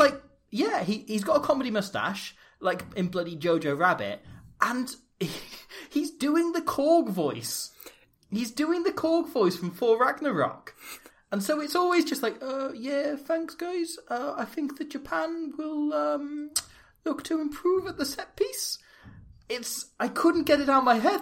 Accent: Wales, United Kingdom; our family all date back through the same one village in Wales

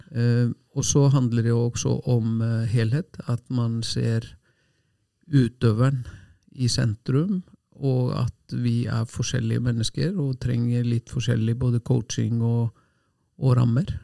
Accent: Selfoss, Southern Region, Iceland; now in Norway; hjemme på Selfoss, et lite tettsted med lite idrettslag

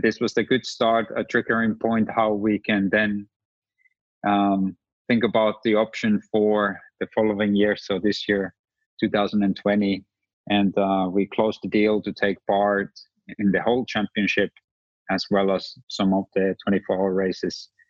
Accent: Rovaniemi, Lapland, Finland; I was the guy from Lapland

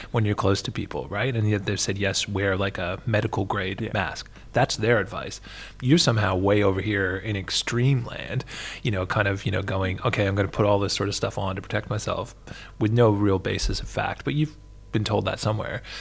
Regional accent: Canada; now in Australia; my home country

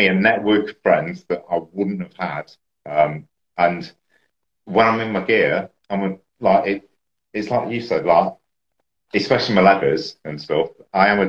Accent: Leicester, East Midlands, United Kingdom; I was from Leicester.

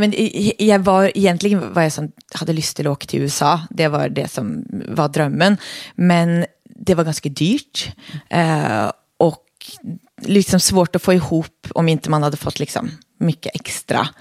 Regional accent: Oslo, Norway; accent: Norwegian-sounding dialect; Swedish is a second language; now in Sweden; jag är då född och uppväxt i Oslo i Norge

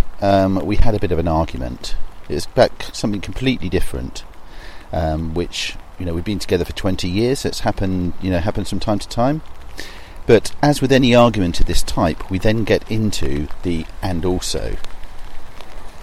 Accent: south coast of England, United Kingdom; my hometown on the south coast of England

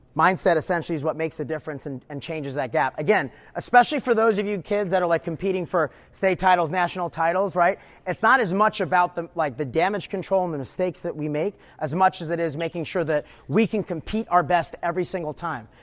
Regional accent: New York, United States; moved away as an adult; also born or lived in Houston / East Coast; I grew up wrestling in New York

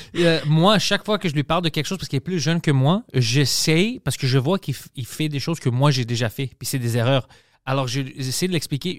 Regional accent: Montreal, Quebec, Canada; on a grandi, nous, sais, à Parkex, tout ça, avec mes amis

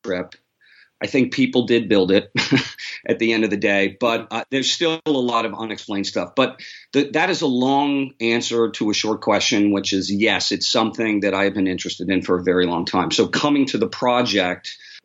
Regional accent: New York City, New York, United States; I'm from New York, too, so that's where I grew up. I grew up in the city

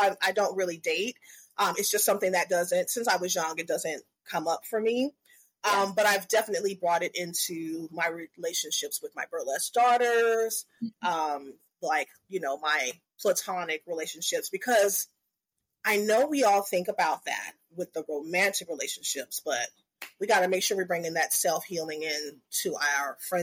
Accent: the South, United States; I'm from the South

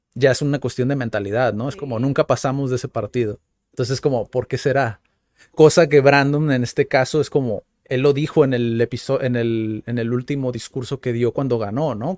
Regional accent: Mexico; como mexicanos

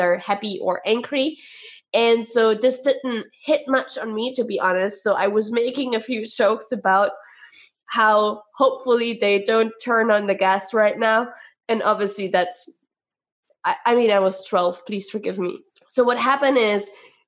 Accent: East Germany, Germany; we are from East Germany

